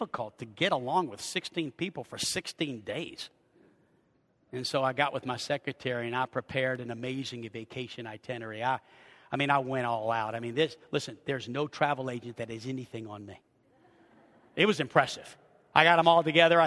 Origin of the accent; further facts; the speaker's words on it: Arkansas, United States; We're from Arkansas